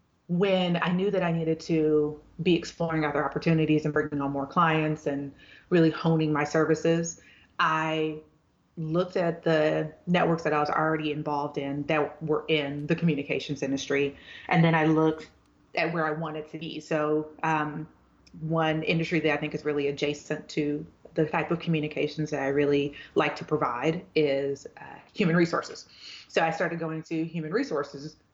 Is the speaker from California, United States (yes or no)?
no; Houston, Texas, United States; moved away as an adult; also born or lived in Dallas; From Houston. So I'm a Texan through and through.